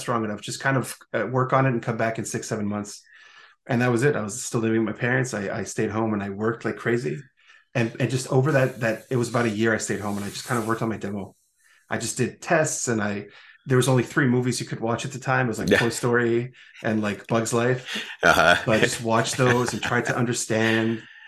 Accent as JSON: {"language": "English", "town": "Montreal", "region": "Quebec", "country": "Canada", "tie": "born or raised there", "said": "I come from Montreal, Quebec, Canada"}